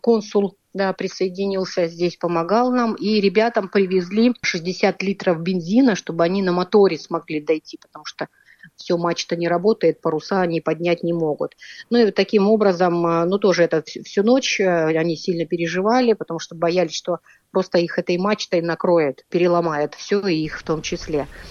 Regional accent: Tomsk, Tomsk Oblast, Russia; Мы из Томска

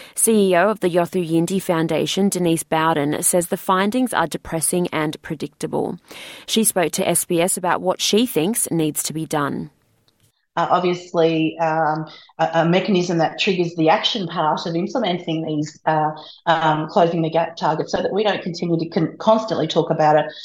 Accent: Western Australia, Australia; my home state of Western Australia

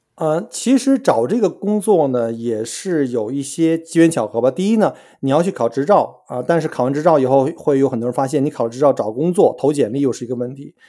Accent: China; moved away as an adult; now in Australia; 尤其像我们中国人，或者说 东亚人吧，我们来自于这个高竞争的国家

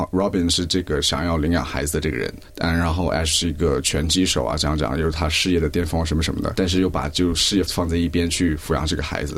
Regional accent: China; moved away; 我是在中国长长大

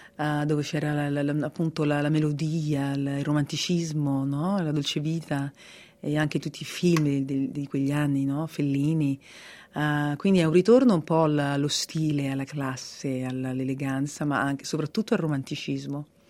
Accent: Italy; also born or lived in Australia; now in Sydney, Australia

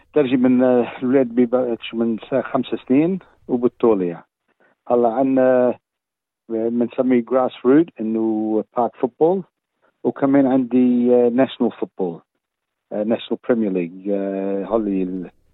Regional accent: Australia; وانا خلقون هون باستراليا بس السيد دمي لبناني

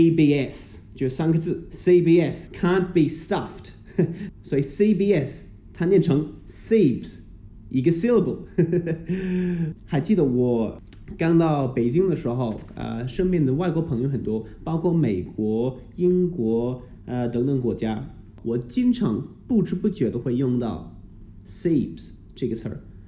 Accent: Melbourne, Victoria, Australia; 那这个 Sabes 呢，可能只有维多利亚州人才能听得懂。我还记得我高中的时候，我们经常会这么说。

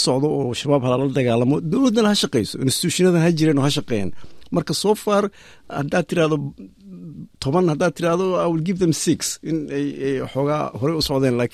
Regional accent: Somalia; moved away; waddankoodii ama waddankii anaka aan ku dhalanay

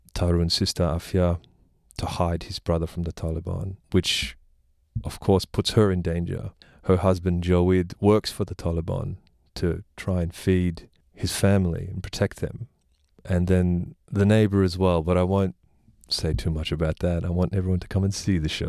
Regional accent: Australia; I was born here

